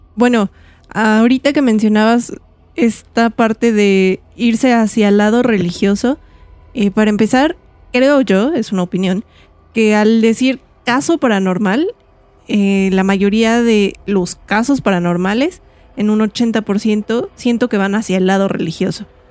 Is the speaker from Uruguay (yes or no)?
no; Mexico; como mexicano